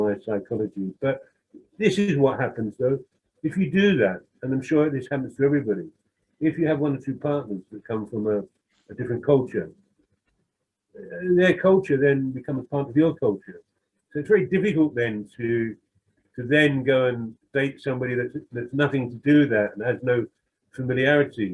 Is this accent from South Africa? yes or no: no; London, United Kingdom; I'm some white working class bloke who comes from a bit of a criminal background in the East End